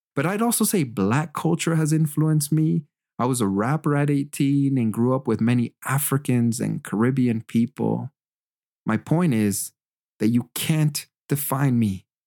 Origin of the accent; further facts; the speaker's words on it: Canada; moved away as an adult; also born or lived in Germany / Quebec; I'm also Canadian. This beautiful land has shaped my worldview and educated me. I have an open mind, and it's because I grew up in the great white north